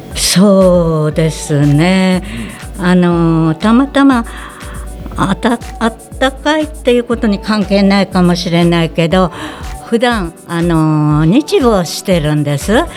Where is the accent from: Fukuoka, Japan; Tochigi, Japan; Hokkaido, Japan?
Hokkaido, Japan; Higashikawa; 出身地は上川郡東川町です